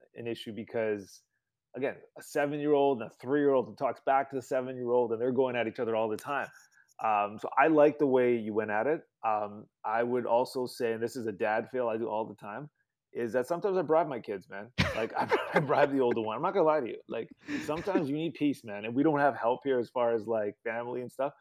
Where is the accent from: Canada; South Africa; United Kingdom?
Canada; moved away as an adult; now in United States; growing up in Canada